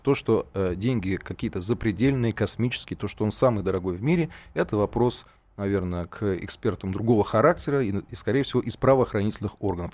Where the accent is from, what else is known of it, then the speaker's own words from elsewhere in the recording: Saint Petersburg, Russia; как петербуржец